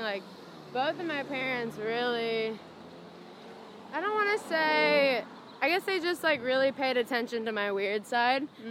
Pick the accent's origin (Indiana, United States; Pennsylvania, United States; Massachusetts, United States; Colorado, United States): Indiana, United States; I grew up in Indiana